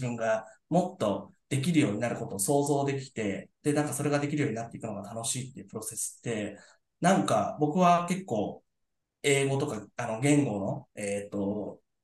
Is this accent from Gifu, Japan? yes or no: no; Yokohama, Kanagawa, Japan; 僕も多分、えっと、みんなが嫌いなタイプの横浜の人間だと思います